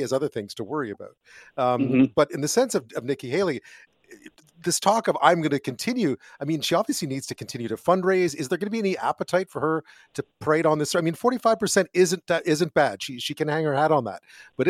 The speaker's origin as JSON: {"language": "English", "region": "Quebec", "country": "Canada", "tie": "born or raised there", "said": "I grew up in Quebec"}